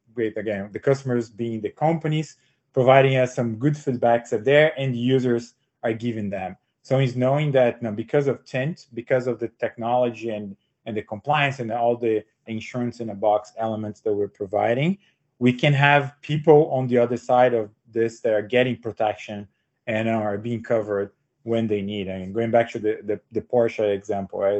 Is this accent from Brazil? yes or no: yes; Brazil; moved away as an adult; also born or lived in São Paulo, Brazil; now in United States; I'm uh, born and raised in Brazil